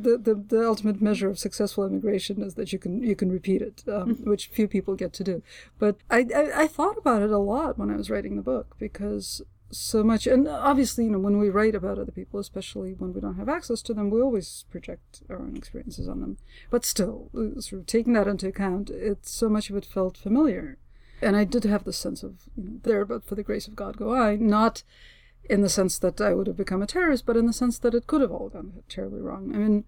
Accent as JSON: {"language": "English", "country": "United States", "also_born_or_lived": "Russia", "said": "It just so happens that I went to high school and college in this country, so I'm an American."}